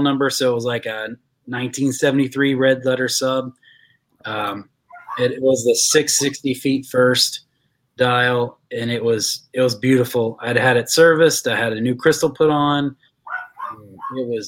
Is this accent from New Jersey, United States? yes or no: no; West Virginia, United States; I'm from West Virginia